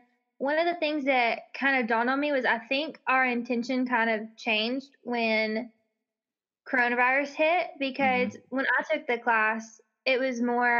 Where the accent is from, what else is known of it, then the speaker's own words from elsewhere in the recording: Memphis, Tennessee, United States; moved away as an adult; now in Oxford, United States; I'm from Memphis, and I came to Ole Miss in the fall of 2015